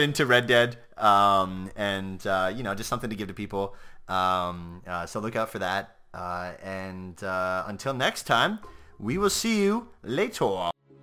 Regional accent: Canada; I'm Canadian

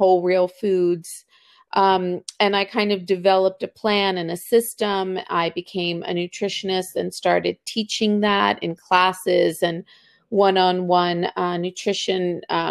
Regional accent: Baltimore, Maryland, United States; also born or lived in Argentina; I was born in Argentina. I came to Baltimore as an immigrant when I was two

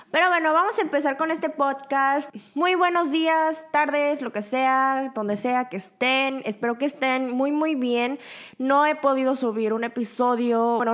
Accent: Busan, South Korea; born there; now in Seoul, South Korea; Y nosotros, mi familia y yo, nosotros originalmente somos de Busan, la segunda ciudad grande aquí en Corea. Mi familia entera vive en Busan

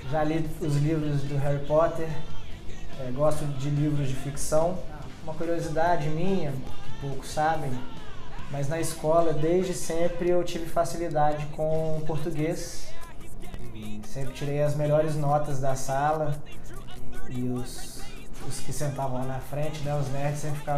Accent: Campinas, São Paulo, Brazil; born there; also born or lived in Mato Grosso do Sul / Paraná; now in Belo Horizonte, Brazil; eu não nasci em BH, eu nasci em Campinas e já morei em cinco cidades fora de BH.

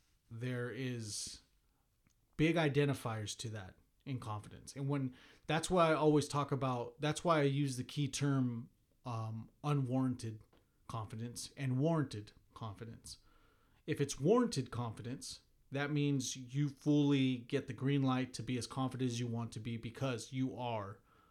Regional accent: Missouri, United States; but hey, I'm from Missouri. I'm from the show me state.

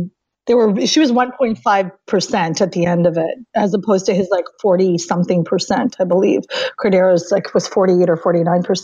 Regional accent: Canada; I'm Canadian

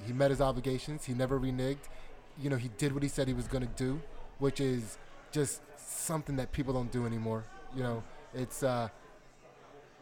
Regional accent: Pottstown, Pennsylvania, United States; I grew up in Pottstown, Pennsylvania.

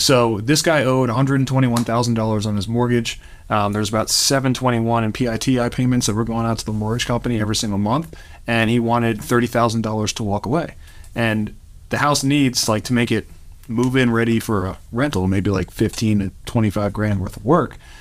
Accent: New York, United States; moved away as an adult; now in Louisville, United States; we're both originally from New York. We moved here to the, uh, Louisville, Kentucky area about six or seven years ago

